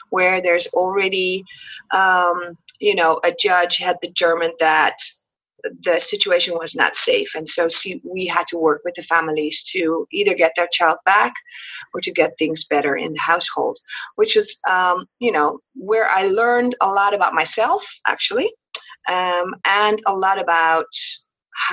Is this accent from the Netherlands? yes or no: yes; Netherlands; moved away as an adult; also born or lived in Qatar; now in Curaçao; I was born on Curaçao, a small island in the Caribbean. Mom was from Holland. Dad was from Curaçao. But I was raised in Holland.